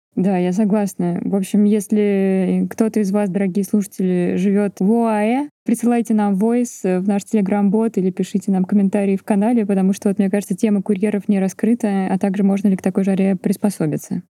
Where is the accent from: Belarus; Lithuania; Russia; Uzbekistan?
Russia; Volgograd, Volgograd Oblast; я родилась и выросла в Волгограде, в жилгородке